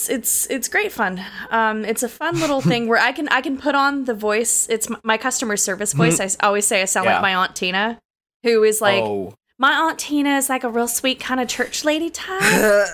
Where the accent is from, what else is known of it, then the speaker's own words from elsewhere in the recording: Richmond, Virginia, United States; And so I grew up in Richmond, where you have so much of the Southern influence, but it kind of also is right on the cusp